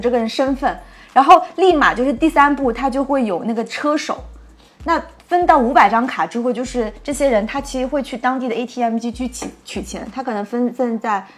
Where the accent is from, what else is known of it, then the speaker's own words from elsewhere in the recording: Nantong, Jiangsu, China; moved away; 我们老家南通